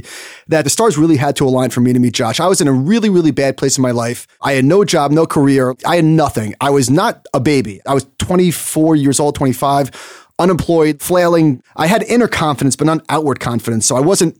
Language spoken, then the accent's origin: English; Merrick, New York, United States; going back to Merrick, my hometown